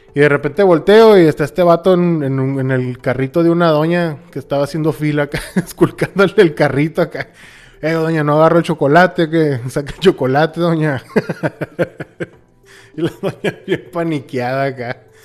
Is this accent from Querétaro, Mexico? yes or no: no; Hermosillo, Sonora, Mexico; Hermosillo, Sonora, México.